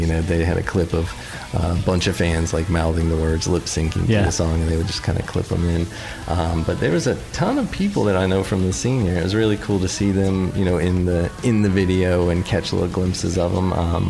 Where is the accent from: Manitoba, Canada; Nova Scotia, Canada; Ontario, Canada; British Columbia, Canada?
Manitoba, Canada; No, I'm from Manitoba, the Great White North.